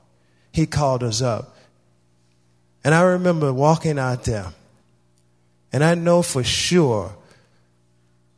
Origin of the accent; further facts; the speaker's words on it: Louisiana, United States; I am originally from the South in Louisiana. I was born and raised there